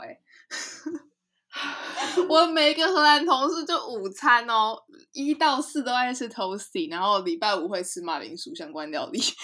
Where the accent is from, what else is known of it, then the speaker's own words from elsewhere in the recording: Taiwan; moved away; also born or lived in Netherlands; 小时候是在台湾长大的